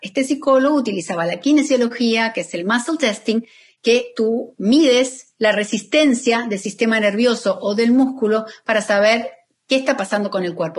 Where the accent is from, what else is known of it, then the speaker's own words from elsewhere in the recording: Argentina; moved away as an adult; now in Miami, United States; yo soy argentina, pero vivo en Miami hace más de 17 años